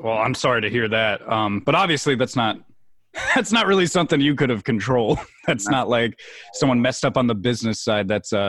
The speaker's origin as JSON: {"language": "English", "region": "New Jersey", "country": "United States", "said": "I used to go to New York City a lot because I'm from North Jersey. That's why I was asking if you were from New York. So I'm from North Jersey, and I'm like a 40-minute car ride with no traffic, of course, to the city, or an hour long."}